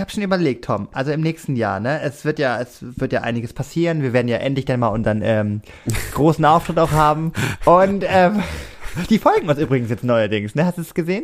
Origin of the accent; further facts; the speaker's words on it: Germany; ich komme extra aus vom Germany